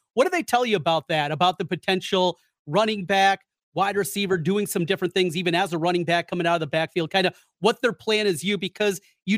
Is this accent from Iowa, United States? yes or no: yes; Osage, Iowa, United States; We grew up in Osage together, same with your dad.